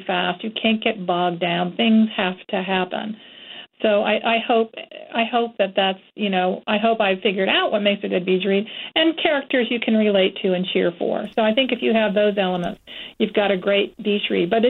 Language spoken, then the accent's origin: English; Florida, United States; moved away; also born or lived in Georgia / North Carolina; I've always lived in the South. I grew up in Florida, and I've lived in Georgia and briefly in North Carolina my whole life